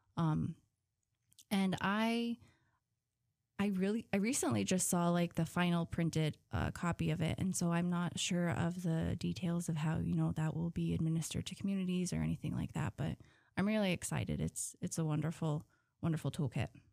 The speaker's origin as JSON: {"language": "English", "town": "Huslia", "region": "Alaska", "country": "United States", "said": "I'm from Huslia"}